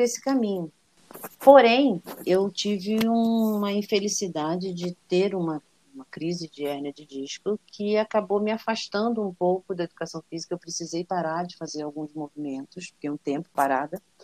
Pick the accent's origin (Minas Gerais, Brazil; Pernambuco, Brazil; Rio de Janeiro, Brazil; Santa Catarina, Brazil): Rio de Janeiro, Brazil; Niterói; now in São Paulo, Brazil; Eu sou niteroiense, nasci em Niterói, minha família inteira é de Niterói, né? Apesar Sim. de que meu pai é de Valença, mas fui criada lá